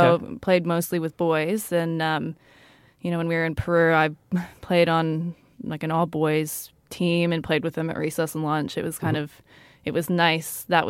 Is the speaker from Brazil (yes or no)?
yes; Brazil; born there; And I was born in Brazil.